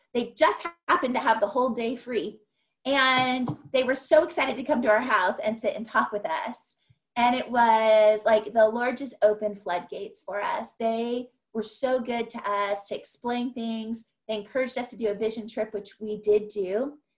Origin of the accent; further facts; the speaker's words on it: California, United States; moved away as an adult; also born or lived in Ohio / Mexico; I'm from California